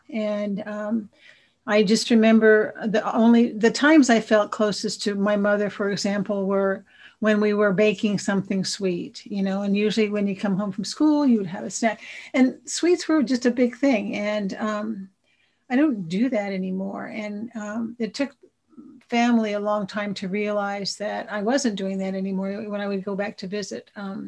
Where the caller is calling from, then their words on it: Sacramento, California, United States; I'm a compulsive overeater. I'm in from Sacramento, so I'm not too far from you guys.